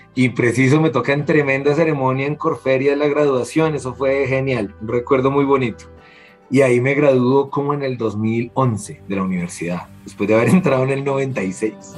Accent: Colombia; como colombiano

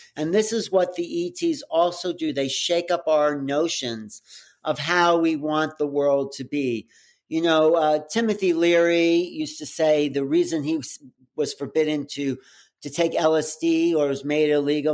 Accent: outside of New York, United States; growing up outside of New York

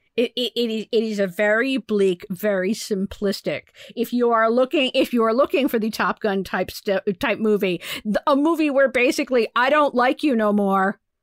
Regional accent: United States; as an American

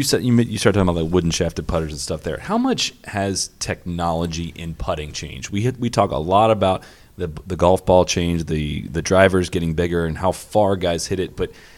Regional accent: Midwest, United States; now in Florida, United States; I mean, I came from the Midwest, but now I've been down in Florida for 2 years.

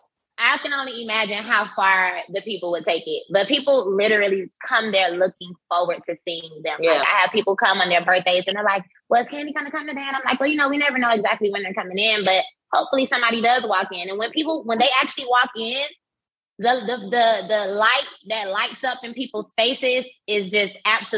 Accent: Miami, Florida, United States; moved away as an adult; now in Atlanta, United States; I had just moved to Atlanta because I'm from Miami

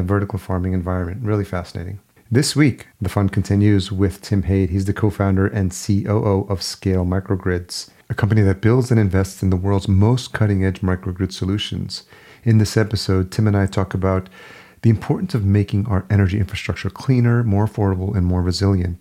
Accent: Yonkers, New York, United States; moved away as an adult; also born or lived in Los Angeles; now in Minneapolis, United States; I grew up in Yonkers, New York, just outside New York City

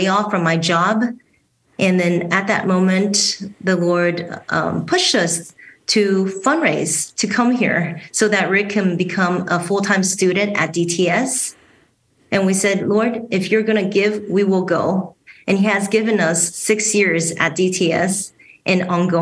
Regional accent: Taiwan; moved away as an adult; also born or lived in Houston, United States / Dallas, United States; now in Grand Rapids, United States; So I was born in Houston and raised in Taiwan. My father passed away when I was six, so my mom took me and my younger sibling to Taiwan.

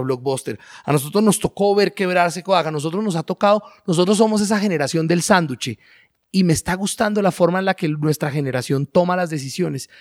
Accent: Colombia

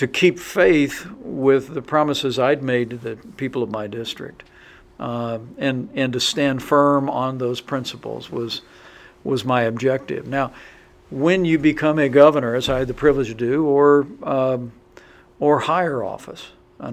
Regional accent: southern Indiana, United States; I'm a small town guy from southern Indiana. My dream when I was growing up was to be the congressman from my hometown

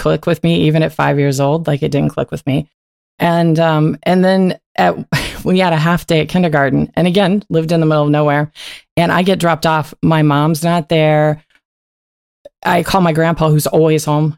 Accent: Coal City, West Virginia, United States; moved away as an adult; also born or lived in Fairmont, West Virginia / Arizona; I grew up right outside of Coal City.

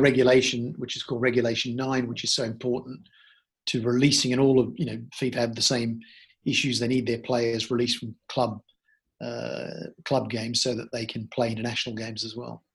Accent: Australia; also born or lived in Sydney; I grew up in Australia and grew up partly in Sydney

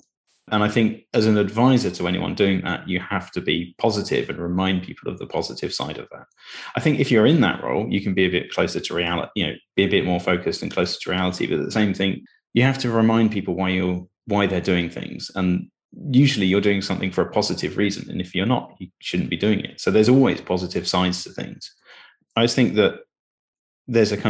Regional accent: Cambridge, East of England, United Kingdom; But I grew up in Cambridge.

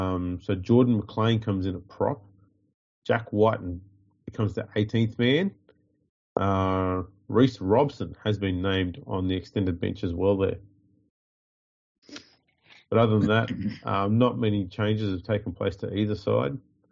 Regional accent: New South Wales, Australia; We're from New South Wales.

